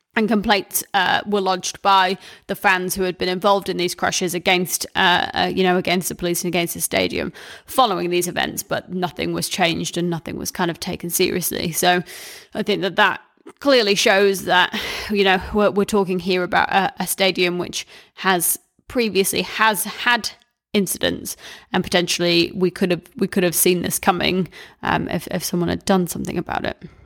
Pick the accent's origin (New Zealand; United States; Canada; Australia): New Zealand; growing up in New Zealand